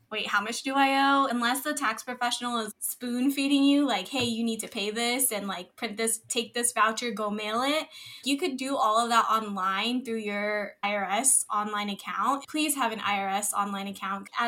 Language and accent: English; Philippines; yes, I am Filipino. And yes, I try to be as much as part of my culture as possible.